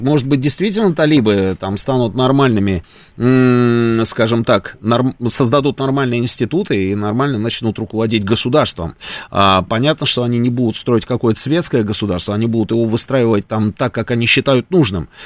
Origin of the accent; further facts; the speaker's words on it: Russia; мы говорим, из России